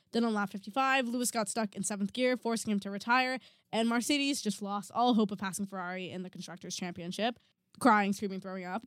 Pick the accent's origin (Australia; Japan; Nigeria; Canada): Canada; We are Canadian